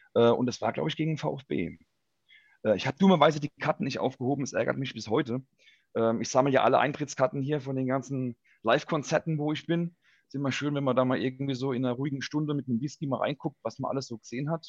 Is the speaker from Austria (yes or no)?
no; Ludwigshafen, Rhineland-Palatinate, Germany; ich bin geboren, aufgewachsen in Ludwigshafen